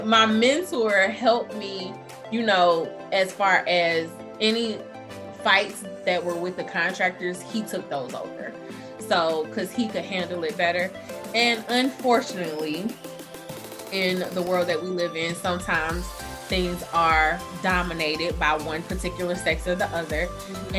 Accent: Atlanta, Georgia, United States; I'm from Atlanta, so it was home territory.

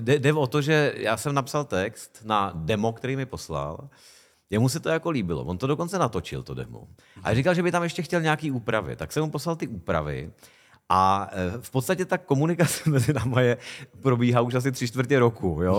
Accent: Hostivice, Central Bohemian Region, Czechia; also born or lived in Prague / South Plzeň Region; já jsem teda vyrůstal v takový polovesnici, která, to eh, městečko, dneska už vlastně město, Hostivice u Prahy

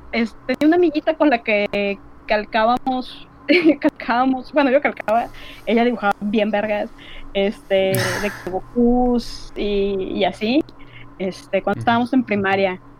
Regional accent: Monterrey, Nuevo León, Mexico; Además, digo, bueno, somos de Monterrey.

